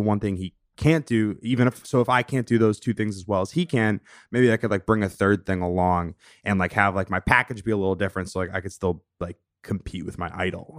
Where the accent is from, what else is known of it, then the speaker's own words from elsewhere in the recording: Longmeadow, Massachusetts, United States; moved away as an adult; also born or lived in Saratoga Springs, New York; now in Brooklyn, United States; I'm from this small town in Western Massachusetts, Long Meadow, Mass. Shout out to four one three. Um, grew up there, spent, you know, a full eighteen years there